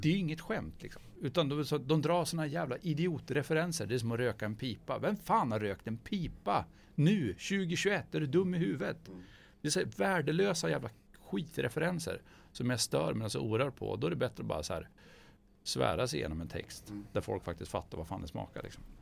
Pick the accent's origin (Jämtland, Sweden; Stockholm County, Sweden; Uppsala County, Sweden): Jämtland, Sweden; Gällö; där jag kommer ifrån i Gällö